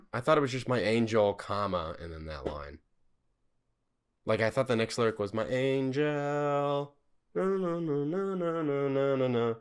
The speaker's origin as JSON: {"language": "English", "region": "the South", "country": "United States", "accent": "Southern", "said": "we are from the South"}